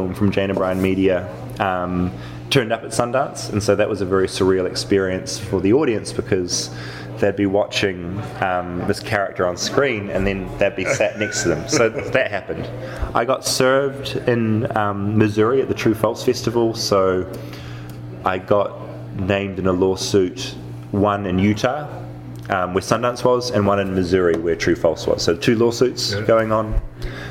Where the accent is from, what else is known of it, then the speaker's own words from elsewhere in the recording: New Zealand; we're from New Zealand. You know, we're way off in New Zealand.